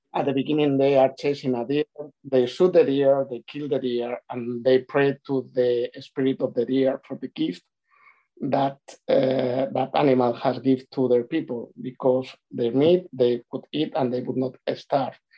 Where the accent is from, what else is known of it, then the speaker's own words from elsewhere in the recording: Spain; moved away as an adult; also born or lived in Glasgow, United Kingdom; now in United Kingdom; on my last two years in Spain, I spent a lot of time uh, traveling between my hometown and Madrid